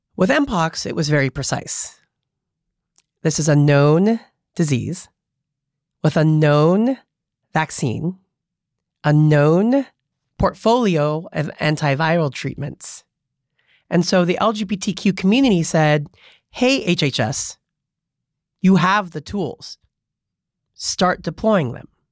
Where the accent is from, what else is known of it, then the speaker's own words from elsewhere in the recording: Monterey Park, California, United States; now in San Francisco, United States; I was born in Monterey Park, the son of Cambodian refugees